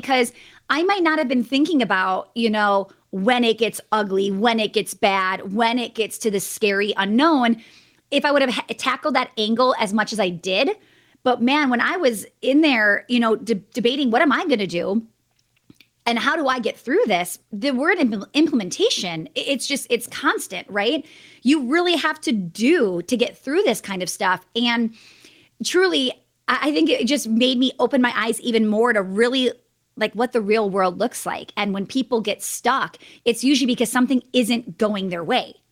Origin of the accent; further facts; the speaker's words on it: Wisconsin, United States; I'm from Wisconsin